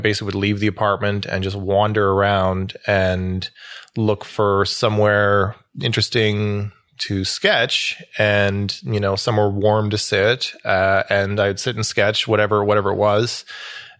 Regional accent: Ottawa Valley, Ontario, Canada; also born or lived in Toronto, Canada / Montreal, Canada / United Kingdom; now in Ottawa, Canada; I grew up in the Ottawa Valley, so like an hour west of here.

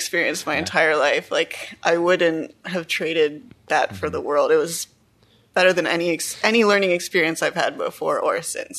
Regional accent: Ottawa, Ontario, Canada; also born or lived in France / Montreal / Quebec City; I grew up in Canada. I was born in Ottawa. Grew up in Canada. And then I went on a high school year abroad for a year in France. That was awesome. Mm-hmm. And then I came back and I decided I wanted to live in Montreal for a few years

